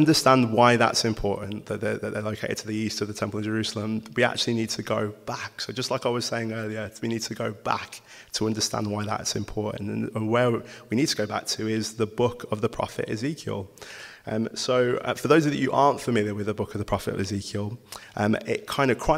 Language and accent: English; Wolverhampton, West Midlands, United Kingdom; So, I'm from Wolverhampton